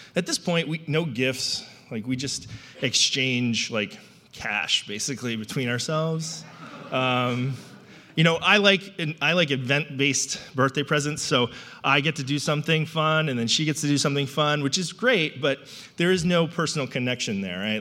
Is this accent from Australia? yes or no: no; New England, United States; I grew up in New England